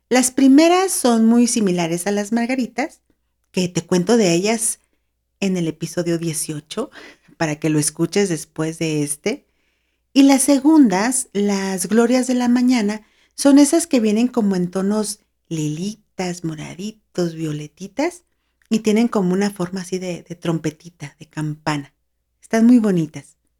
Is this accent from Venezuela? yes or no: no; Mexico; also born or lived in San Luis Potosí; acá en mi país, México